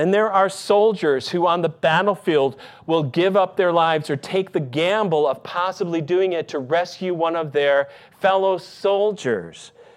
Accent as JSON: {"language": "English", "region": "Michigan", "country": "United States", "tie": "born or raised there", "moved": "yes", "said": "my hometown in Michigan."}